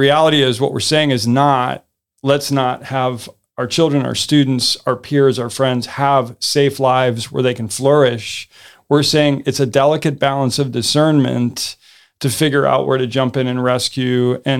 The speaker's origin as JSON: {"language": "English", "region": "the North", "country": "United States", "said": "I've heard it because I'm from the North, and there were snowplow parents."}